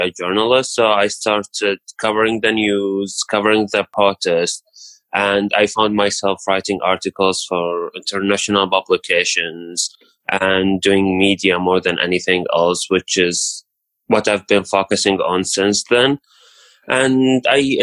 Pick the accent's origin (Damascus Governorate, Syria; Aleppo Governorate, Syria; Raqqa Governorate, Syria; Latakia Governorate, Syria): Raqqa Governorate, Syria; Raqqa; moved away as an adult; I'm from Syria, from a small city called Raqqa